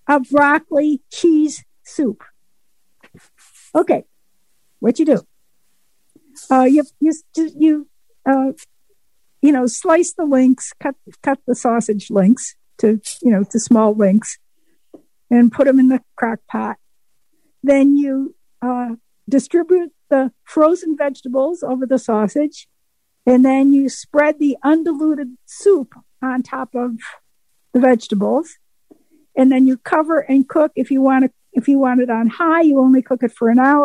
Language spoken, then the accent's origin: English; Waynesville, North Carolina, United States; I'm from Waynesville, North Carolina, the mountains of North Carolina.